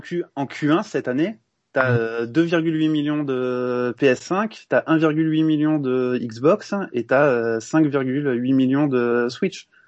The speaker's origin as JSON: {"language": "French", "town": "Montpellier", "region": "Occitania", "country": "France", "said": "je suis Montpelliérain"}